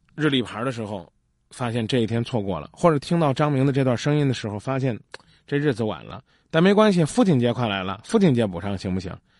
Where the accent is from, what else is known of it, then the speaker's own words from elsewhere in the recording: China; 我们中国人